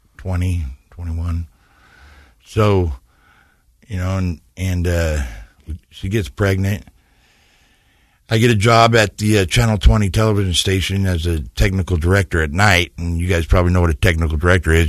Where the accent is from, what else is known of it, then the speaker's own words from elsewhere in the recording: San Diego, California, United States; also born or lived in Ogden, Utah; when I was real young, my mom and dad moved us to San Diego, and I grew up in San Diego